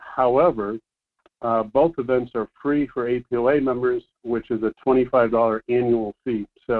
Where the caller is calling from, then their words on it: Fairbanks, Alaska, United States; calling from Fairbanks.